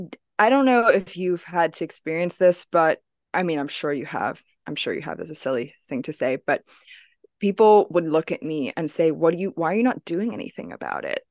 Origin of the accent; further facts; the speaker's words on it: Hong Kong; moved away; I grew up in Hong Kong